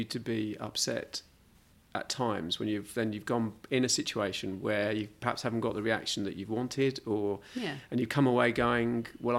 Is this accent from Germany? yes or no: no; London, United Kingdom; I grew up in London.